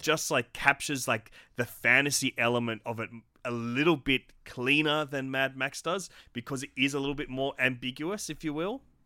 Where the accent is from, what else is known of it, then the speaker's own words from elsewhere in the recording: Australia; an Australian creative